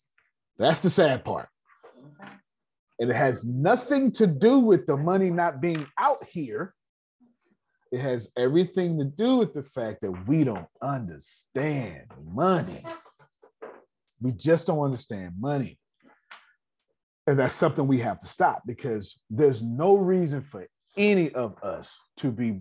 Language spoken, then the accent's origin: English; United States; I'm American